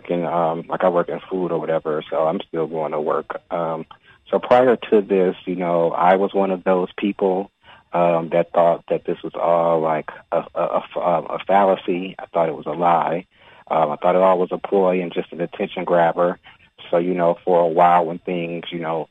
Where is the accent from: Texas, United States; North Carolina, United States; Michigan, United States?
Michigan, United States; Detroit; also born or lived in Atlanta; I was born and raised in Detroit